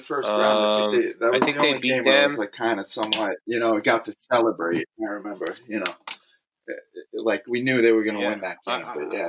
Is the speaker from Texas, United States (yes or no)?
no; New York City, New York, United States; it was in my hometown in Queens, you know, in Glendale